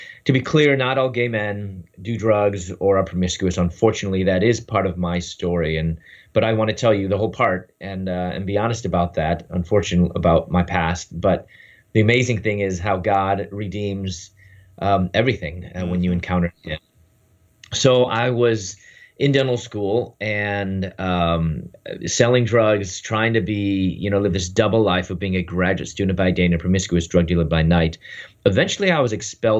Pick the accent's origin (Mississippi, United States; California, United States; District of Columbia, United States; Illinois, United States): Illinois, United States; Chicago; moved away as an adult; also born or lived in Louisville, Kentucky; I'm from Chicago, and I moved to Louisville, Kentucky.